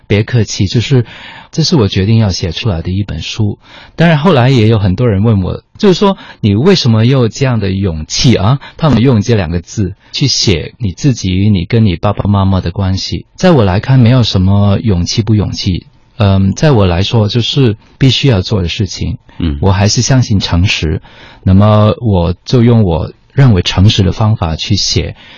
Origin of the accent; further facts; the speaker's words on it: Hong Kong; first language Cantonese; Chinese is a second language; moved away as an adult; also born or lived in Netherlands; 我在香港的时候，我是在香港出生，在香港长大，然后也做过一段时间的香港的广播节目